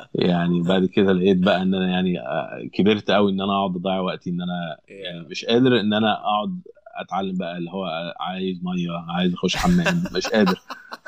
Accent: Alexandria, Alexandria Governorate, Egypt; moved away as an adult; now in United States; انا انا اسكندريه

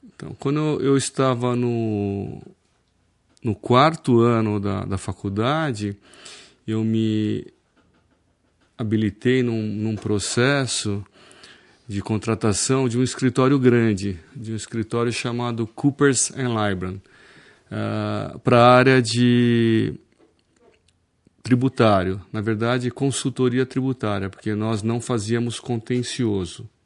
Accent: Osasco, São Paulo, Brazil; now in Piracicaba, Brazil; eu nasci em Osasco, né? Hoje eu sou cidadão piracicabano

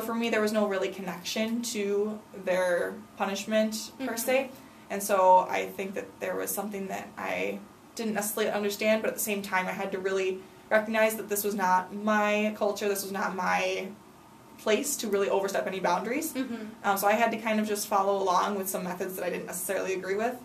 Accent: United States; as an American

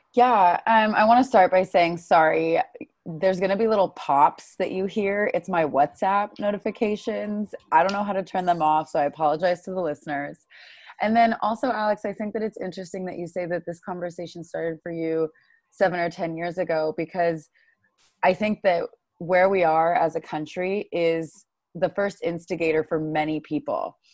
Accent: Bay Area, California, United States; I grew up in the Bay Area

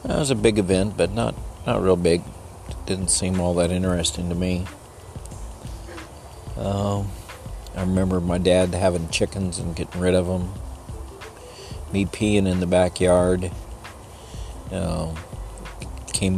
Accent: El Paso, Texas, United States; I was born in El Paso, down by the Rio Grande in the lower valley

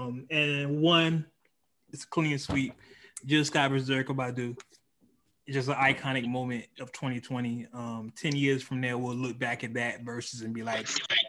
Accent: the Bay Area, California, United States; I am from the Bay

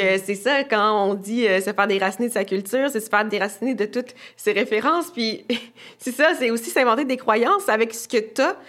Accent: Quebec, Canada; born or raised there; also born or lived in Haiti

